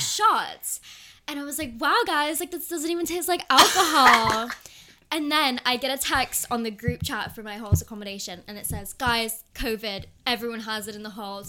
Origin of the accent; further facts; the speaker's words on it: Cayman Islands; moved away as an adult; also born or lived in California; now in London, United Kingdom; I grew up in the Cayman mm, Islands